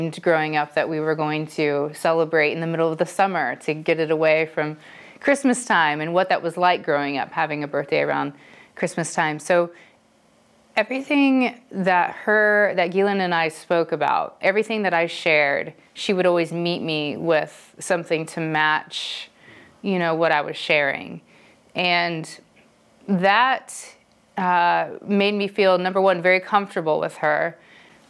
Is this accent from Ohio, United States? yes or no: yes; Dayton, Ohio, United States; moved away as an adult; also born or lived in California; where I'm from, Dayton, Ohio